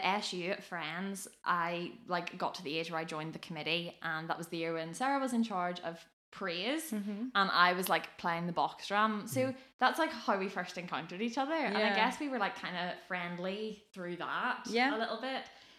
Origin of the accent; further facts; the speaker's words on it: Lisburn, Northern Ireland, United Kingdom; now in Belfast, United Kingdom; I'm 20 and I'm a medical student. So that's sort of what brought me up to Belfast. I moved from Lisburn originally up to Belfast when I started my degree, and I've lived in the hub for the past 2 years